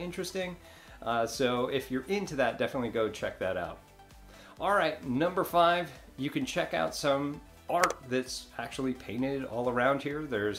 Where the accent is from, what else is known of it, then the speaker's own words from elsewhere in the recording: New York, United States; now in Destin, United States; I'm from New York